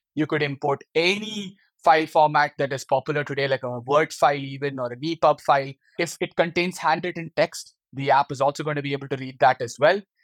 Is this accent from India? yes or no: yes; India; moved away as an adult; now in Netherlands; my hometown in India